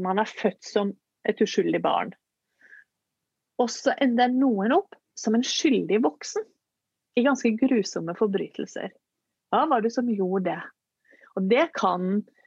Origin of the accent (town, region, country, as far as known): Norway